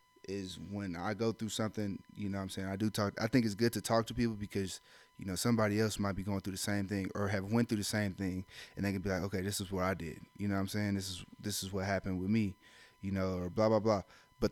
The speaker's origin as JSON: {"language": "English", "region": "Ohio", "country": "United States", "said": "I'm from Ohio"}